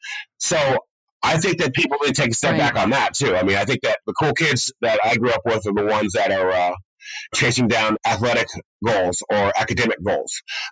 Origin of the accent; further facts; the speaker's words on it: Laguna Beach, California, United States; Because growing up in Laguna, right, I mean, like, when I moved to Laguna Beach, my mom, close to high school